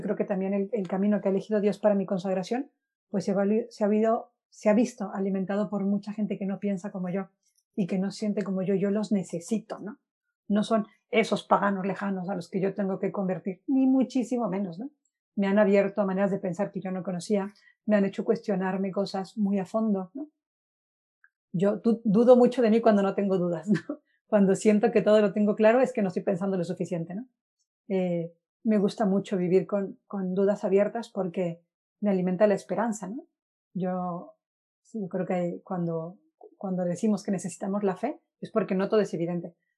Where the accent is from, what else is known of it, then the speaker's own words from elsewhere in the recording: Guaymas, Sonora, Mexico; moved away as an adult; now in Spain; soy de Guaymas, Sonora, llevo nueve años viviendo en España